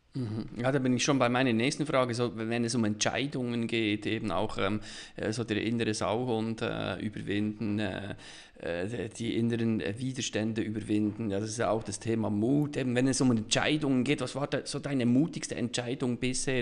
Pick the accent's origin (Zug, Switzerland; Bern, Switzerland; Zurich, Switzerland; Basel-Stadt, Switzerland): Bern, Switzerland; ich als Berner